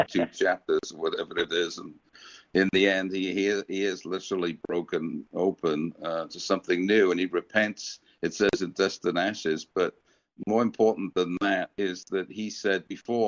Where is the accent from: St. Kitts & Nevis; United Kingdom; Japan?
United Kingdom; also born or lived in America; now in United States; I came from Great Britain and we're a little more reticent about public displays of affection.